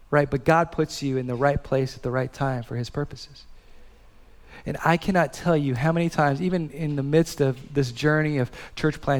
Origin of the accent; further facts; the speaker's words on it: Hawaii, United States; born there; also born or lived in Midwest; So I was born in Hawaii. I lived in the Midwest.